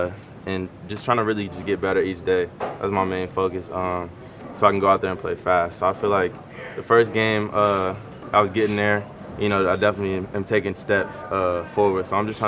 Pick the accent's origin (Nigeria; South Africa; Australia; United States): United States; New Orleans, Louisiana; So I'm from New Orleans